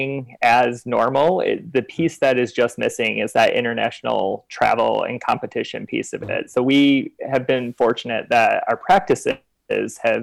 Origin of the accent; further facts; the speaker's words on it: Grand Rapids, Michigan, United States; moved away as an adult; also born or lived in Cairo / Beijing; I was born and raised in Grand Rapids, Michigan